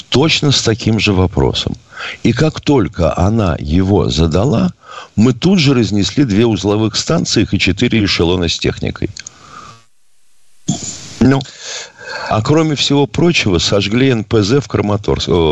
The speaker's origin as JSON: {"language": "Russian", "country": "China", "tie": "born there", "said": "А я родился в Китае"}